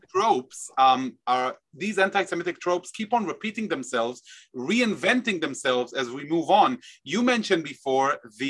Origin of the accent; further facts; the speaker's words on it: Israel; as an Israeli who, lived all his life and was born and raised in Israel